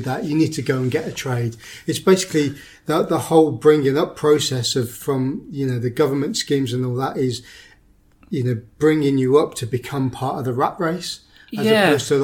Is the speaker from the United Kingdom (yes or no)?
yes; Midlands, United Kingdom; I'm from the Midlands